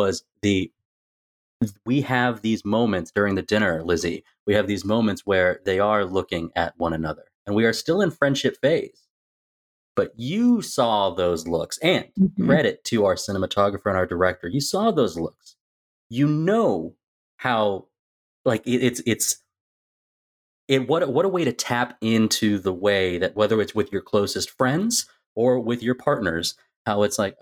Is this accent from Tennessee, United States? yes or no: yes; Tennessee, United States; now in Texas, United States; I'm from Tennessee